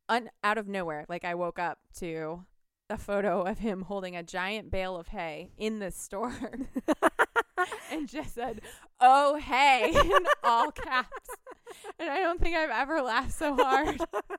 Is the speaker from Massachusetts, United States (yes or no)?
yes; Shrewsbury, Massachusetts, United States; my hometown of Shrewsbury, Massachusetts.